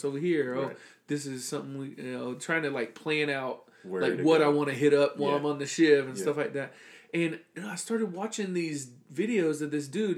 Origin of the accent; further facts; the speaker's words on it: South Florida, United States; being from, like I say, like, South Florida and growing up around the Bucks